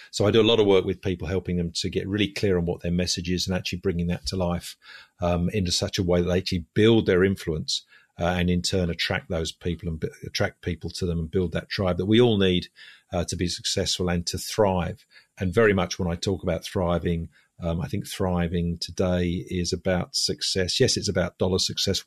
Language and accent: English; London, United Kingdom; moved away as an adult; also born or lived in Budapest, Hungary; now in Sydney, Australia; As you can probably hear from my voice, I'm originally English. I was born in, uh, in London, spent, uh, thirty years living in London.